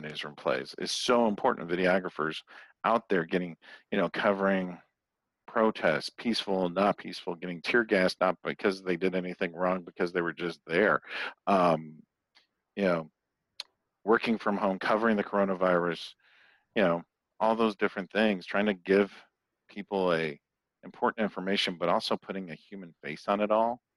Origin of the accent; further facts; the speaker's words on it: Toledo, Ohio, United States; moved away as an adult; also born or lived in Phoenix; My next door neighbor growing up in Toledo, Ohio was a TV weatherman